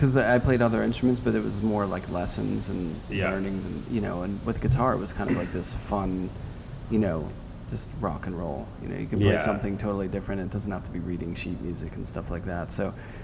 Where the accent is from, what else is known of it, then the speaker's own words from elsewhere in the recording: Pittsburgh, Pennsylvania, United States; I grew up in Pittsburgh, and I skateboarded all the time